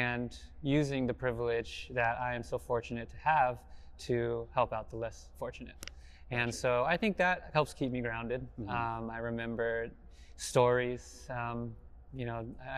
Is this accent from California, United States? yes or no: yes; South Pasadena, California, United States; I grew up in South Pasadena